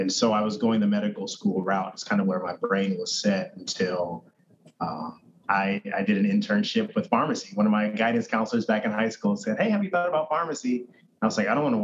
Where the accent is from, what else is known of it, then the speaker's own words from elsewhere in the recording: Indiana, United States; I grew up in Indiana, mostly